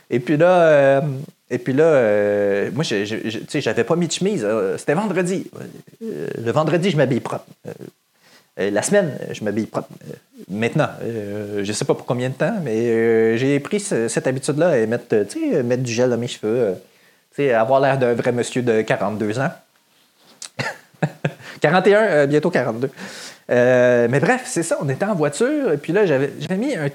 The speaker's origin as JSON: {"language": "French", "town": "Saint-Lin-des-Laurentides", "region": "Quebec", "country": "Canada", "said": "I'm from Saint-Lin. Saint-Lin-des-Laurentides."}